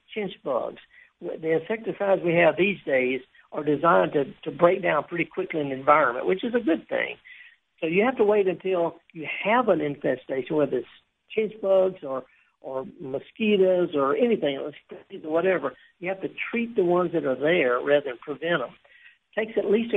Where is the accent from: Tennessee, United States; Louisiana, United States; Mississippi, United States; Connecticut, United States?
Mississippi, United States; Mississippi Delta, United States; I'm from the Delta